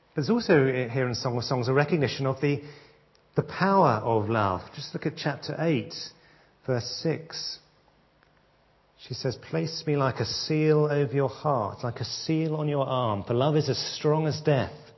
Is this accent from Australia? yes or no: no; England, United Kingdom; as British people